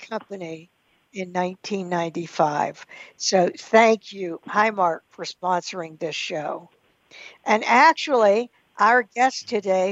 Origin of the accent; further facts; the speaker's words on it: Pittsburgh, Pennsylvania, United States; my hometown of Pittsburgh, Pennsylvania